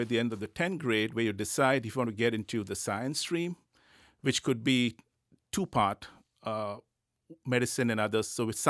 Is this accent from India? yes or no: yes; India; born there; Okay, so I was born in India.